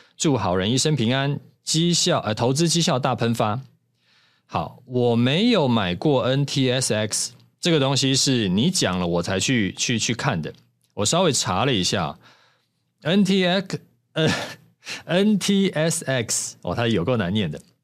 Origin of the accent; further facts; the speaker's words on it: Taiwan; 咱们台湾人